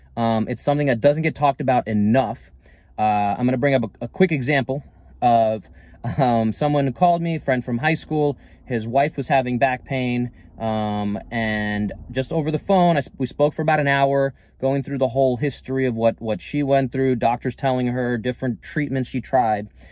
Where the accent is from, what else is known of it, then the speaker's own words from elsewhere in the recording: New York City, New York, United States; moved away as an adult; now in Northern California, United States; growing up in New York City most of my life